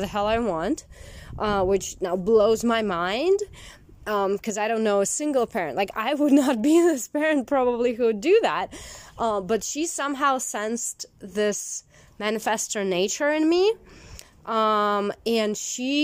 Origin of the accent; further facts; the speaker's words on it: Siberia, Russia; moved away as an adult; also born or lived in Moscow, Russia; now in United States; when I left my hometown in Siberia and I moved to Moscow